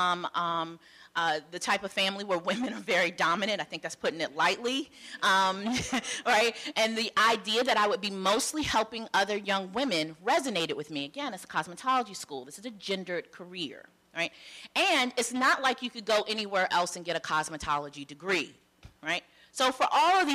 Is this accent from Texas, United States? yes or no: no; Charlotte, North Carolina, United States; I am from North Carolina, Charlotte, North Carolina, mostly. So I knew the local landscape of schools in Charlotte the way one does when you're growing up